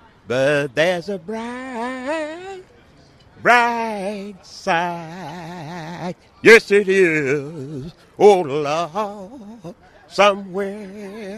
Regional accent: Georgia, United States; Born in the Clay Hills of Georgia. I was born in the South, and I grew up 2 miles from our little town.

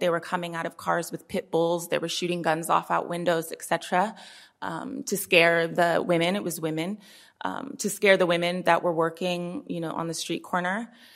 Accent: Oakland, California, United States; born and raised in Oakland

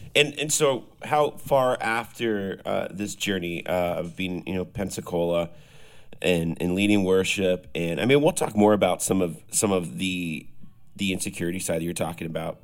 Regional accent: Canada; moved away as an adult; now in Nashville, United States; I'm a Canadian cloaked with a Nashville, Nashville phone number

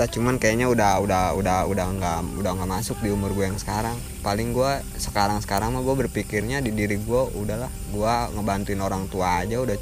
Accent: Tangerang, Banten, Indonesia; Tangerang bahasa gua agak beda makanya

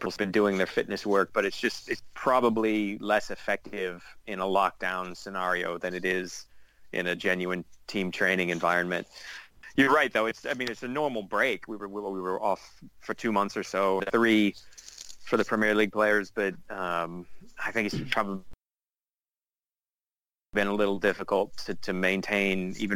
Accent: Florida, United States; I grew up in Florida

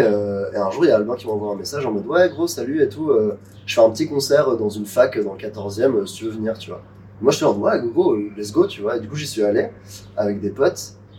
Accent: Nice, Provence-Alpes-Côte d'Azur, France; on était au lycée ensemble, on a grandi à Nice

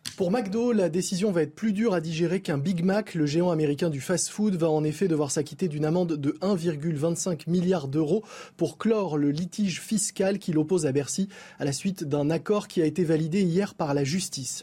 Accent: France; chez nous, en France

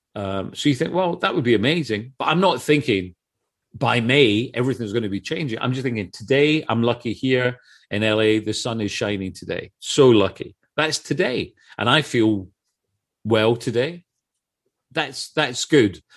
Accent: Scotland, United Kingdom; I come from Scotland

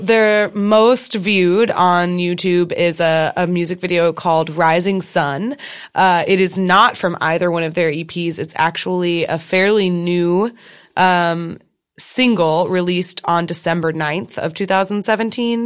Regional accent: Austin, Texas, United States; I'm originally from Texas

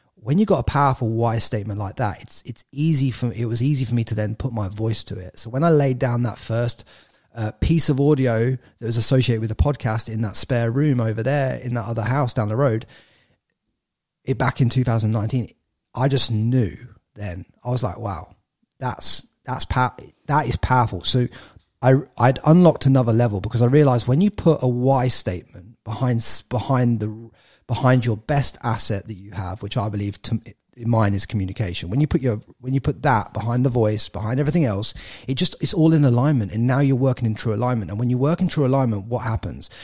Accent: England, United Kingdom; moved away as an adult; now in Australia; I'm an English lad.

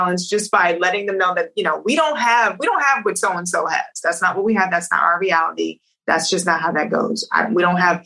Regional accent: New York, United States; moved away as an adult; also born or lived in New Jersey; now in Los Angeles, United States; I grew up in New York

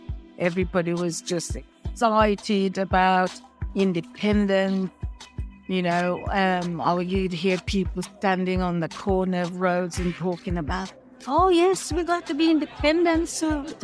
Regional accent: Saint Andrew, Jamaica; now in Birmingham, United Kingdom; I live in Birmingham, in England, and I've been here now since 1964. I grew up in St. Andrews, in the country.

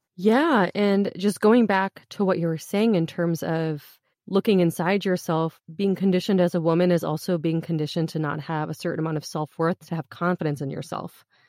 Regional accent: United States; I grew up here as an American kid

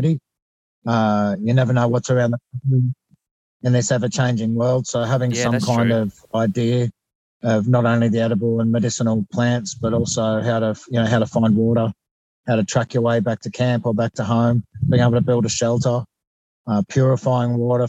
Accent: Woy Woy, New South Wales, Australia; I'm from the Central Coast, so just between Sydney and Newcastle, about an hour north of Sydney

